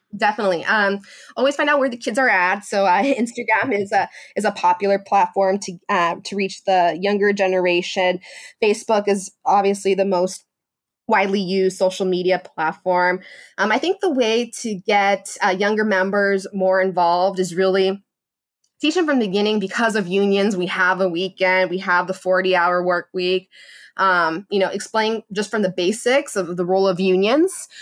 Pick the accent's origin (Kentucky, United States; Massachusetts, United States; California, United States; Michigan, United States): California, United States; Los Angeles; moved away as an adult; also born or lived in Washington, D.C.; I always knew that I wanted to come back to my hometown